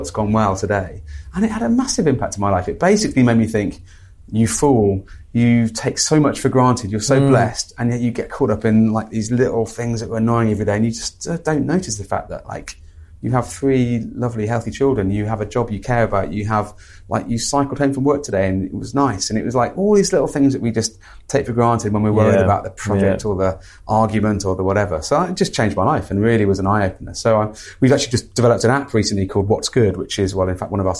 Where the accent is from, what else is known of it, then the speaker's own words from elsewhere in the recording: Midlands, United Kingdom; I'm a British male, grew up in the Midlands